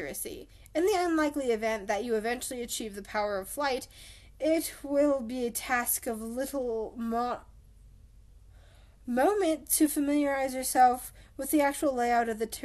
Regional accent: Colorado, United States; I'm from North America, Colorado specifically

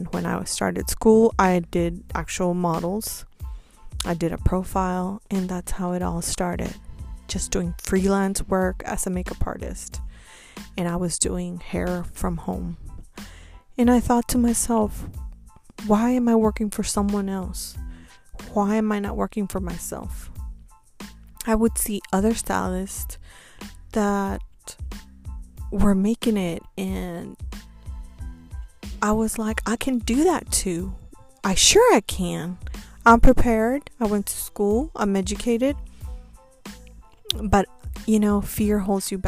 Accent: Houston, Texas, United States; moved away as an adult; also born or lived in Tampa, Florida; I moved back to my hometown, Houston.

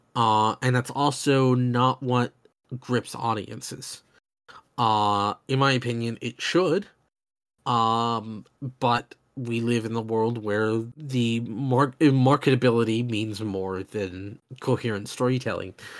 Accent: the American South, United States; I grew up in the South where there's even bigger gun culture.

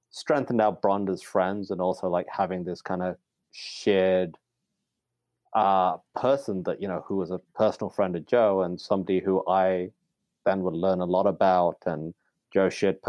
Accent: Pakistan; I'm only from Pakistan

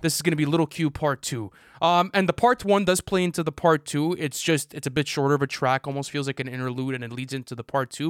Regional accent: Canada; I'm Canadian

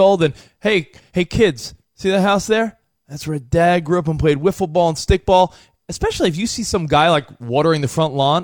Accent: Long Island, New York, United States; moved away; when I'm on Long Island. Like I said, every couple of years when I'm in my hometown, I'll drive past where I grew up

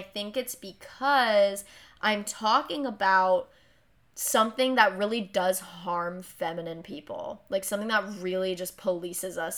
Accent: Hawaii, United States; I get this for being Hawaiian

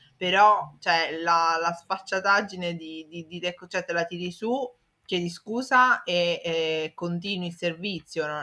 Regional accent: Italy; so italiano, cioè i piatti li conosco

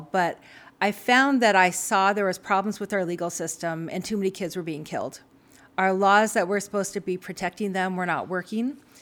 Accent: Frenchtown, Montana, United States; So I'm from Montana. I'm, you know, proudly raised here, grew up in French Town

